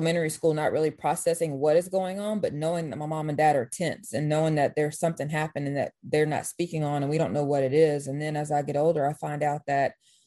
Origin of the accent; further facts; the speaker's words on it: Meridian, Mississippi, United States; I'm from Meridian, Mississippi